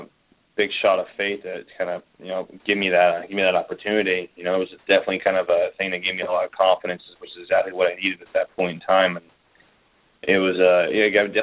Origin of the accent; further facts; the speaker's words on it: United States; we're two Americans in Wolverhampton